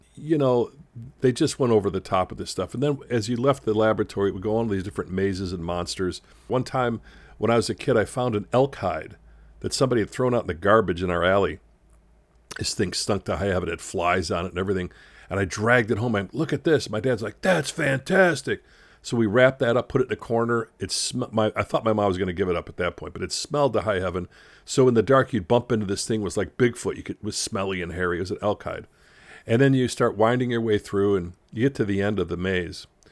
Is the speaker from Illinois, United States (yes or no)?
yes; Chicago, Illinois, United States; I grew up in Chicago